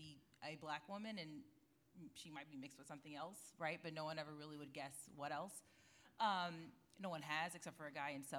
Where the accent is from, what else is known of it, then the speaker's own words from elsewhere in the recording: Houston, Texas, United States; I grew up in Houston